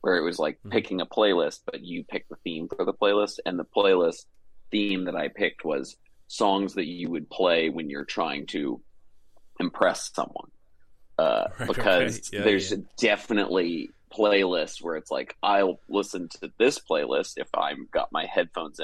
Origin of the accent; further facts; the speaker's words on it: Atlanta, Georgia, United States; moved away as an adult; also born or lived in New York / Los Angeles; I'm from Atlanta, Georgia, originally. And I moved to New